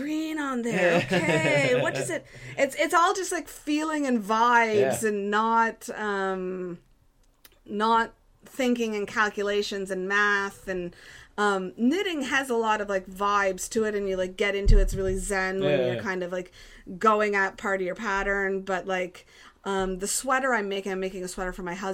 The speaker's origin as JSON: {"language": "English", "area": "East Coast Canada", "region": "Atlantic Canada", "country": "Canada", "also_born_or_lived": "China / South Korea", "accent": "East Coast", "moved": "as an adult", "said": "East Coast, what I bring with me, I guess, is my accent."}